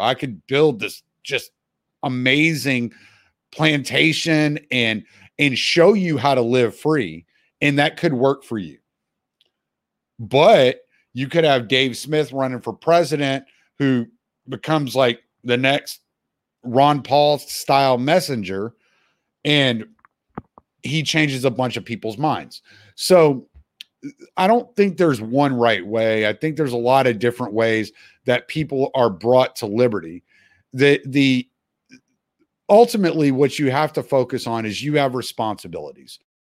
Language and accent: English; Louisiana, United States; moved away; I'm from Louisiana originally.